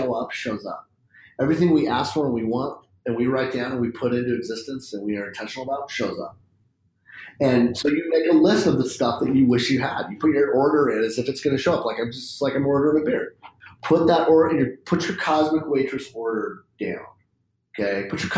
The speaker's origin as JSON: {"language": "English", "town": "Spokane", "region": "Washington", "country": "United States", "tie": "born or raised there", "said": "I grew up in Spokane, which is like basically small town USA with a West Coast kind of cool"}